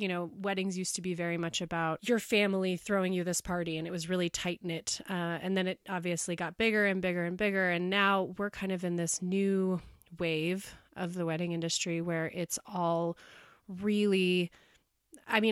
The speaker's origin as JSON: {"language": "English", "town": "Bozeman", "region": "Montana", "country": "United States", "tie": "born or raised there", "said": "I grew up here in Bozeman"}